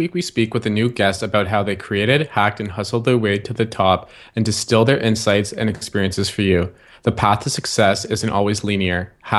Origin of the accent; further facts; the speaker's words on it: Ottawa, Ontario, Canada; Mark is also from our hometown of Ottawa